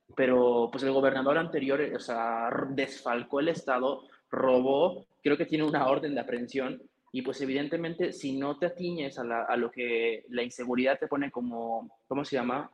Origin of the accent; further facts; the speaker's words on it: State of Mexico, Mexico; moved away as an adult; now in Mexico City, Mexico; yo soy mexiquense, ahora vivo en la Ciudad de México, pero yo viví en el Estado de México durante mucho tiempo